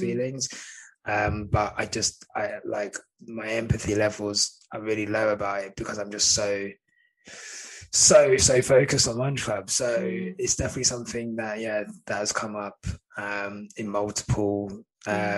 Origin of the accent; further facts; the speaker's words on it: St Albans, East of England, United Kingdom; growing up in St Albans, I was very like white area